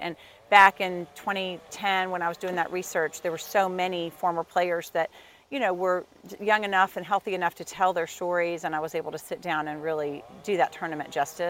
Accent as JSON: {"language": "English", "town": "Houston", "region": "Texas", "country": "United States", "said": "Houston, Texas."}